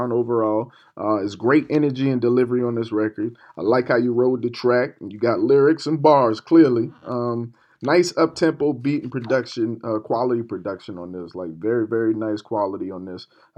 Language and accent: English; Charleston, South Carolina, United States; I'm from Charleston, South Carolina